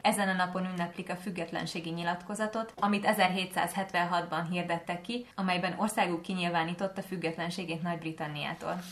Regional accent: Hungary; magyar vagyok

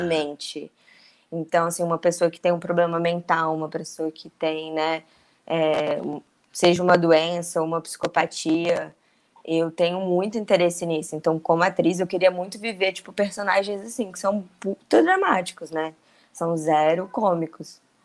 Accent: Brasília, Federal District, Brazil; also born or lived in São Paulo; now in Rio de Janeiro, Brazil; eu, apesar de eu morar em São Paulo, eu sou brasiliense. Na época eu morava em São Paulo.

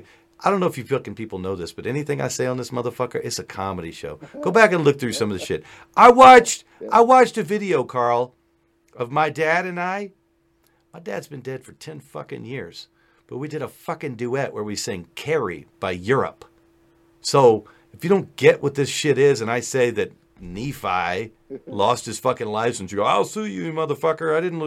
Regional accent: Afghanistan; You see, I'm somewhere in between because I am Afghani.

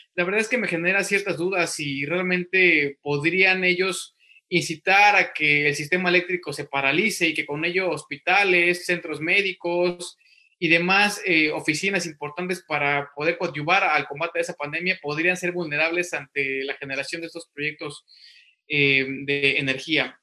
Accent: Mexico; now in United States; somos mexicanos, somos mexicanos y como mexicanos, estando en México, estando en el extranjero

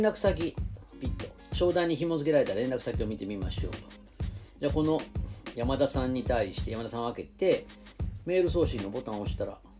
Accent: Nara, Japan; moved away; 奈良出身です、はい、なぜか地元でセミナーをすることになりまして

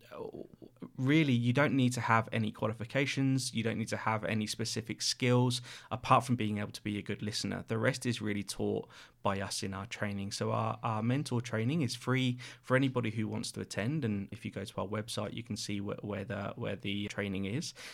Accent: Reading, South East England, United Kingdom; moved away as an adult; now in Sydney, Australia; I'm from the U K, a place called Reading, just outside, uh, London, in between London and, and Bristol

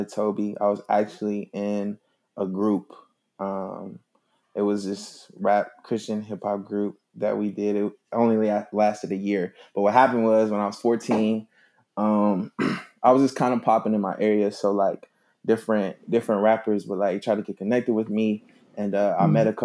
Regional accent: Bristol, Virginia, United States; was born in Bristol, Virginia, small town in Virginia, on the coast of Tennessee

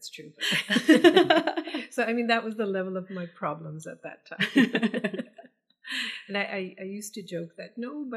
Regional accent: Sudbury, Ontario, Canada; born or raised there; also born or lived in India / St. Charles, Ontario

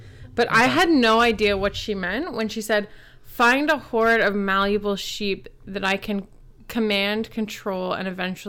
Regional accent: Ottawa, Ontario, Canada; He's from Ottawa, my hometown.

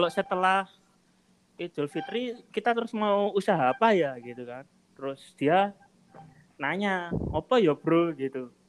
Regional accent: Yogyakarta, Special Region of Yogyakarta, Indonesia; sama-sama sama kita dari Jogja gitu.

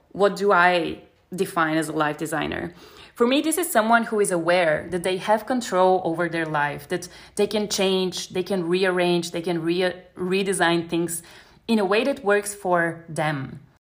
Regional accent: Bulgaria; moved away as an adult; also born or lived in Germany; now in Berlin, Germany; I was I think 19 when I moved from Bulgaria to Germany

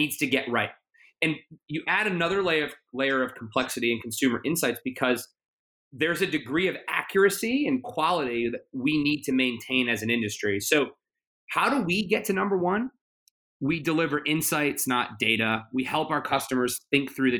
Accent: United States; I'm very proud of being American

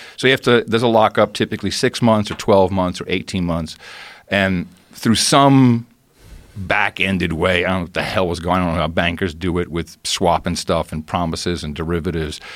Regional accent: Amsterdam, North Holland, Netherlands; moved away; I grew up in Amsterdam

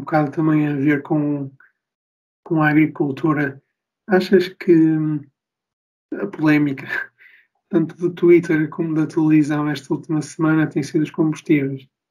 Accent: Viana do Castelo, Norte, Portugal; sou do Norte, sou de Viana do Castelo

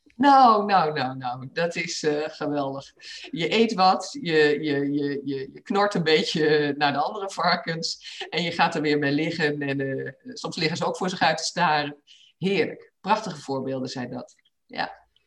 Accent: Achterhoek, Gelderland, Netherlands; moved away as an adult; also born or lived in Rotterdam; ik ben in de Achterhoek opgegroeid

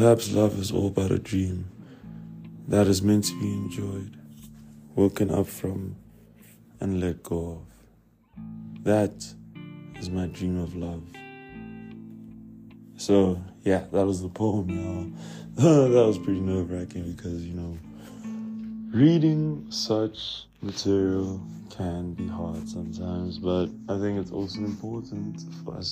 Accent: Pretoria, Gauteng, South Africa; I'm from Pretoria

